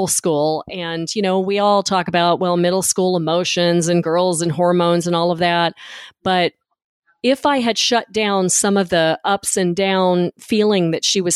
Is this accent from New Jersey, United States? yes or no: no; Memphis, Tennessee, United States; moved away; I'm originally from Memphis